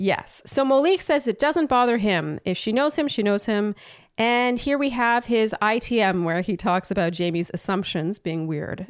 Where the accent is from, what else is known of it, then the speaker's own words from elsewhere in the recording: Canada; now in United States; the resident Canadian here